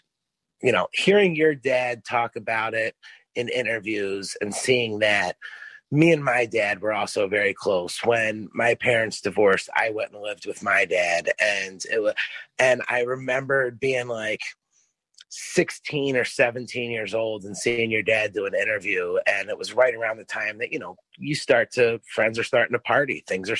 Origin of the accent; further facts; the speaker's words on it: East Coast, United States; I grew up on the East Coast